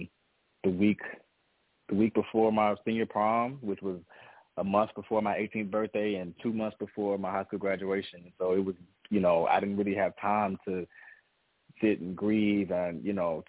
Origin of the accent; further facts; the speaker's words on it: Atlanta, Georgia, United States; also born or lived in Mississippi; I was born in Mississippi, down south, country boy at the core, and my family moved to Atlanta when I was 6 years old